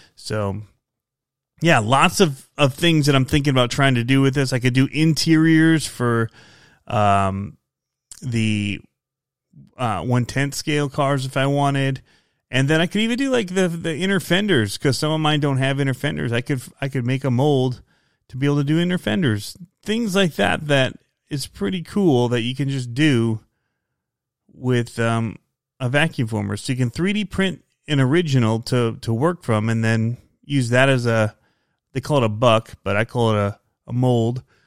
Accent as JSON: {"language": "English", "area": "outside Ann Arbor", "region": "Michigan", "country": "United States", "tie": "born or raised there", "said": "I grew up outside of Detroit and Michigan, um, outside of Ann Arbor"}